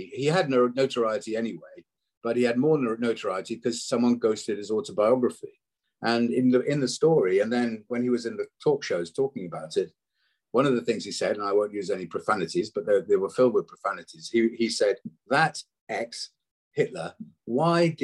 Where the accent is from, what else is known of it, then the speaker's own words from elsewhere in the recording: Wales, United Kingdom; I'm Welsh originally